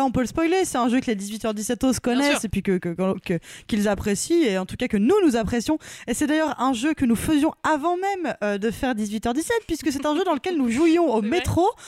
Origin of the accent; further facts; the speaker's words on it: Paris, Île-de-France, France; je suis parisienne, euh, c'est pas un château hein, chez moi